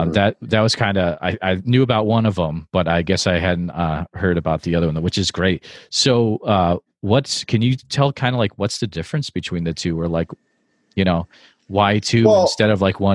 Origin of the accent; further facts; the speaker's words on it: Northfield, Massachusetts, United States; I grew up in Western Mass, and it's such a beautiful area